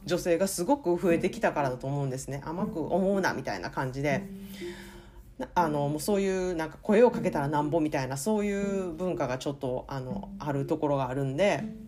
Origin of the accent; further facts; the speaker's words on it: Kansai, Japan; moved away; 根がやっぱり関西人やからか